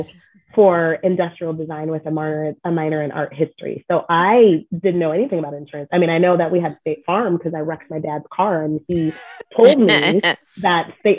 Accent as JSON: {"language": "English", "region": "Illinois", "country": "United States", "said": "I'm from Illinois. And so I went to college, and after college, I graduated and moved home with my parents for a year"}